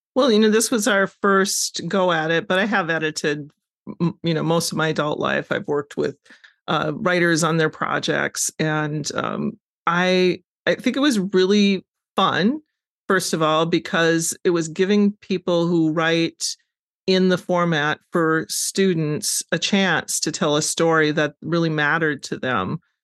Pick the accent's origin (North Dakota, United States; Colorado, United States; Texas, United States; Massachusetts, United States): North Dakota, United States; Wahpeton; I grew up in North Dakota